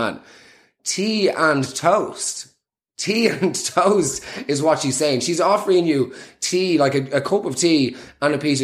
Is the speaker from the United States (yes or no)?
no; Dublin, Leinster, Ireland; I was from South Dublin.